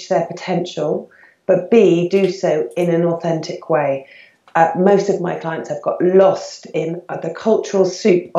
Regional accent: United Kingdom; I was born and bred in the UK.

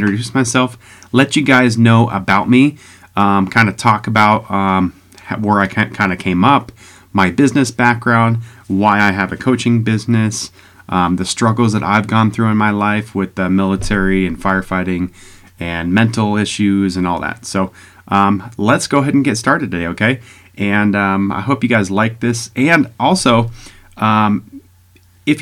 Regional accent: Security-Widefield, Colorado, United States; also born or lived in Pueblo West, Colorado; I was born and raised in Southern Colorado Springs, a little town called Security, all right, right next to Security Whitefield area

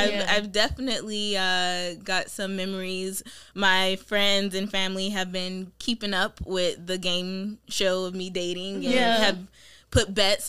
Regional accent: Miami, Florida, United States; moved away as an adult; now in Boston, United States; I am 25. I'm originally from Miami, Florida, and I relocated to Boston.

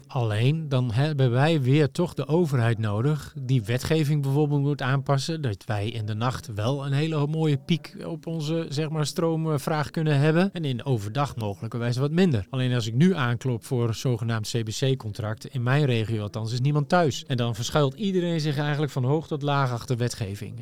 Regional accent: Netherlands; wij daar als Nederlanders

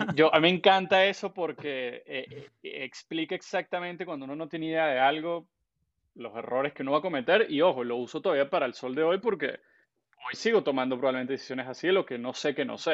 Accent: Caracas, Capital District, Venezuela; also born or lived in San Antonio de los Altos, Miranda, Venezuela; yo venezolano, eh, nací en Caracas, pero viví mitad de mi infancia en San Antonio de los Altos

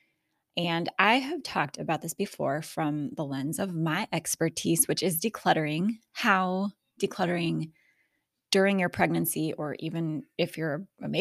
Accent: Alaska, United States; I'm also from Alaska

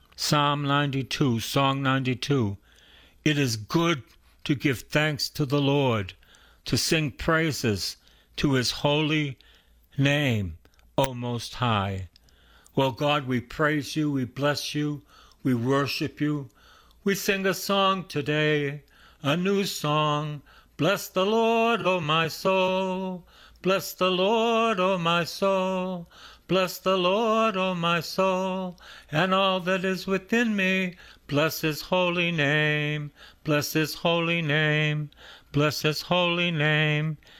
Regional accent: Boston, Massachusetts, United States; I'm from East Boston, and I'm a, I went to Salem State

